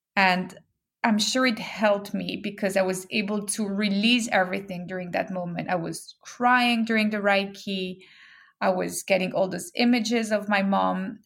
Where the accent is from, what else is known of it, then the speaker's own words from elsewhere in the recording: Geneva, Switzerland; moved away as an adult; also born or lived in Hong Kong / London / Brazil; now in New York, United States; I grew up in Geneva, Switzerland